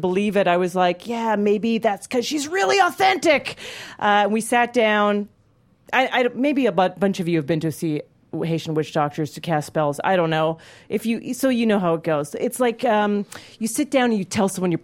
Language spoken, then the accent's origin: English; Calgary, Alberta, Canada; moved away; I grew up in Calgary, Alberta, Canada. I go home for Christmas and Hanukkah and often